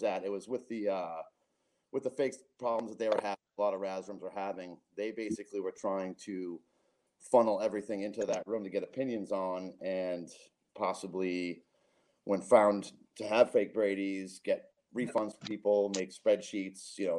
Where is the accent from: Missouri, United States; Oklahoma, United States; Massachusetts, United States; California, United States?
Massachusetts, United States; also born or lived in Westerly, Rhode Island / San Diego; I'm from Westerly, Rhode Island, and I grew up in Massachusetts